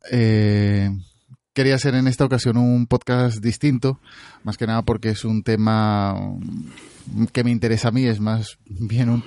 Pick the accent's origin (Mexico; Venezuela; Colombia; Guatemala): Venezuela; moved away; soy venezolano y ya escuchaba en Venezuela